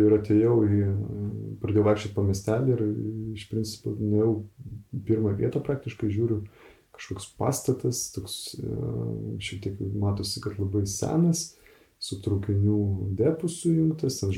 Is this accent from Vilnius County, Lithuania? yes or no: yes; Vilnius, Vilnius County, Lithuania; moved away as an adult; now in Švenčionėliai, Lithuania; aš esu Vilnietis. Man visuomet būdavo tokia stigma, aš blogai jausdavausi Vilniui nors esu pats gimęs ir užaugęs Vilniui.